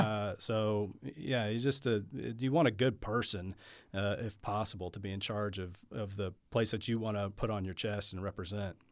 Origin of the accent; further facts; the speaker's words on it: Oklahoma City, Oklahoma, United States; I went to Putnam City High School.